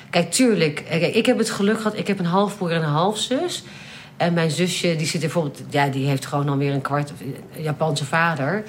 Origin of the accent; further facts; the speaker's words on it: Netherlands; also born or lived in London; ik kom uit Nederland